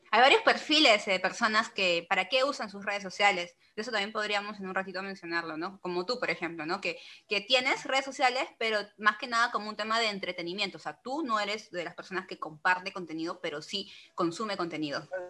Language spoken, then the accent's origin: Spanish; Peru; soy peruana